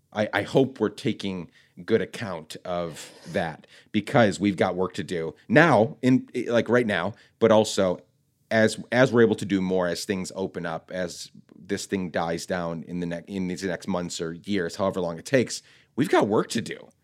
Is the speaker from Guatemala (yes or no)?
yes; Guatemala; now in United States; I loved growing up in Guatemala